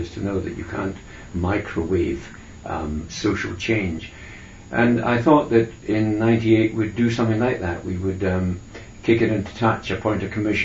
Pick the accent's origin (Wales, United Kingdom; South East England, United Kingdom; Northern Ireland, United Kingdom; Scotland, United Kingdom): Scotland, United Kingdom; I'm a Scot